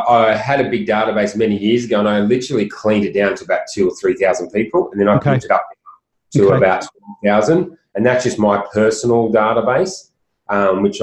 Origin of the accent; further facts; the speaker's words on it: Sydney, New South Wales, Australia; I grew up on the Northern Beaches, which is only 20 minutes away